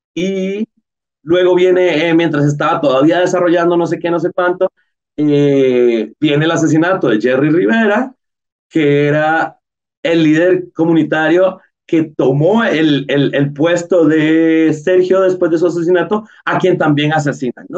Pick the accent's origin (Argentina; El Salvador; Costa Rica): Costa Rica; como cineastas costarricenses